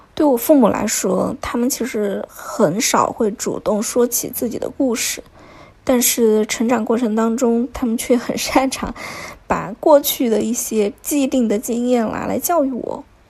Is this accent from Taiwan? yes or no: no; Chengdu, Sichuan, China; moved away as an adult; now in Shanghai, China; 作为一个四川人，我到现在都还是一个成都胃啊